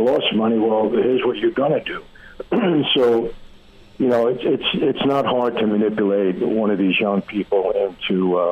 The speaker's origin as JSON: {"language": "English", "town": "New York City", "region": "New York", "country": "United States", "said": "we're two guys from Brooklyn"}